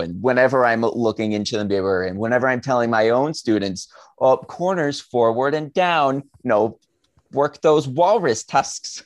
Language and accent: English; Southern New Hampshire, United States; growing up in Southern New Hampshire